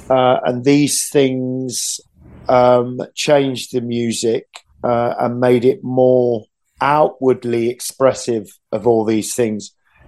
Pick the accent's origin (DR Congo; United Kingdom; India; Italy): United Kingdom; England; Because we're English primarily, you know.